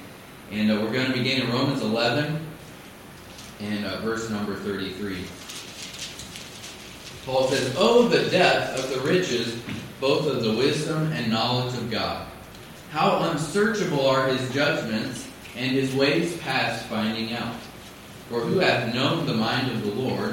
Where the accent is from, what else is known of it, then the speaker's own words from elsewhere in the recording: Missouri, United States; I grew up out in the Midwest, in Missouri, not anywhere close to West Africa.